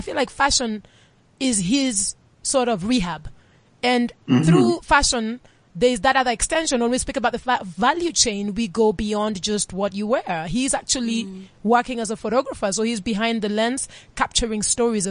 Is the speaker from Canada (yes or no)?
no; Nairobi, Kenya; moved away; I am Kenyan and I was born and raised for some of my life in Nairobi